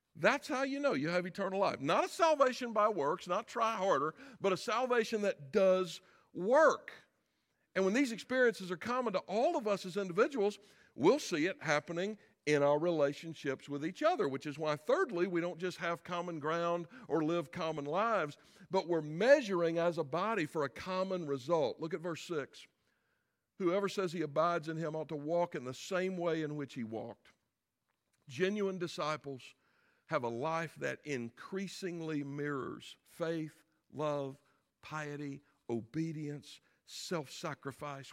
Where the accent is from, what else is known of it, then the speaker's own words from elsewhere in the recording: South Carolina, United States; I am from South Carolina